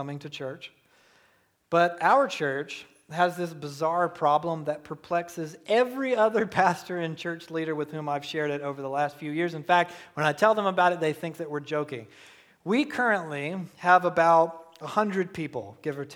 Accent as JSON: {"language": "English", "region": "Southeast Georgia", "country": "United States", "tie": "born or raised there", "said": "I was raised in Southeast Georgia"}